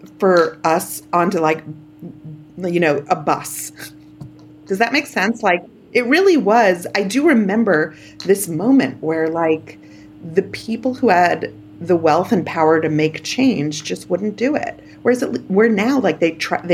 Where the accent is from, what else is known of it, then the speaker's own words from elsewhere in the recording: New York City, New York, United States; I grew up in Canarsie, Brooklyn